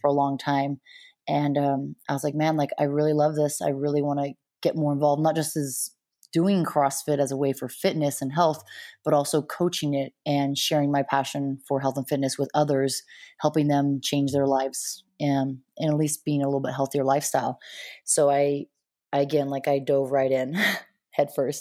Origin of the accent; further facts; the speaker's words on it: Montana, United States; also born or lived in La Jolla, California; I grew up most of my life in Montana